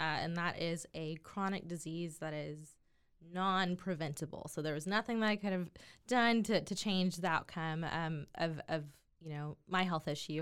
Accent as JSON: {"language": "English", "town": "Waco", "region": "Texas", "country": "United States", "tie": "born or raised there", "said": "born and raised in Waco, Texas"}